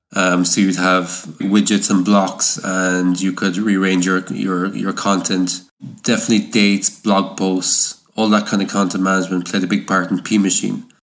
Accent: Ireland; I come from Ireland

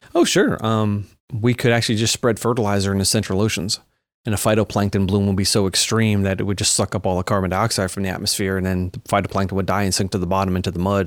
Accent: Long Island, New York, United States; I grew up on Long Island

